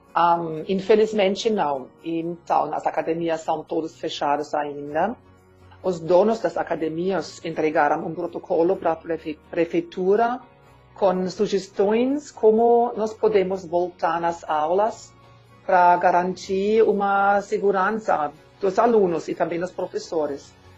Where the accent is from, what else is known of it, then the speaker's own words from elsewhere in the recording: Germany; Portuguese is a second language; moved away as an adult; now in Brazil; eu sou alemã e eu mudei para o Brasil em 2008